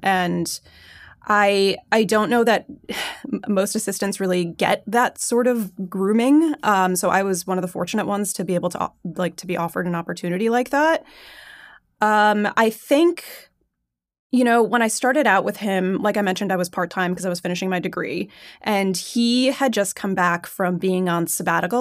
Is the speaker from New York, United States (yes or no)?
yes; Long Island, New York, United States; moved away as an adult; now in Los Angeles, United States; I grew up on Long Island, just fantastic public schools